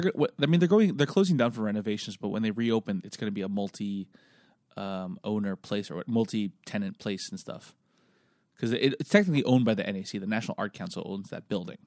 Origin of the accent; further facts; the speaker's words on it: Philippines; now in Singapore; I'm from the Philippines